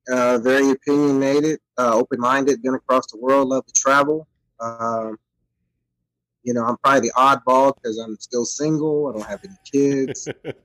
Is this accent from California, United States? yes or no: no; Terre Haute, Indiana, United States; also born or lived in Korea; now in Clarksville, United States; I'm originally from Terre Haute, Indiana. I currently live in Clarksville, Tennessee.